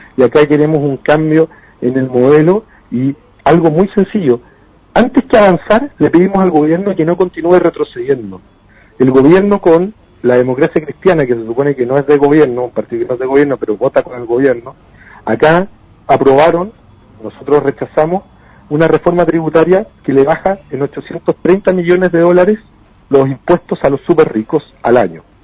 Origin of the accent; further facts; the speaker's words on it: Chile; nosotros como chilenos